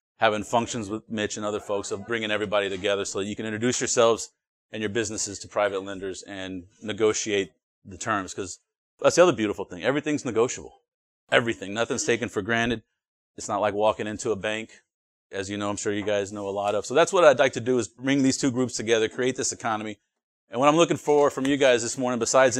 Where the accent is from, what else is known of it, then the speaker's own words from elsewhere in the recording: Houston, Texas, United States; I'm from the Houston area